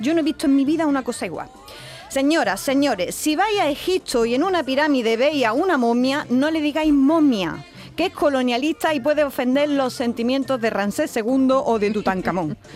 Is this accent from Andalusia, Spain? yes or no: yes; Marchena, Andalusia, Spain; Que en mi pueblo, yo soy de Marchena y se dice mía a seca.